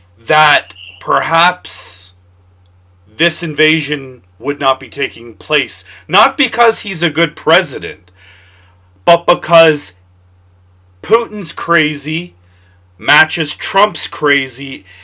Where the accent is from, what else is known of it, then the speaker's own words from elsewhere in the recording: Canada; I'm Canadian.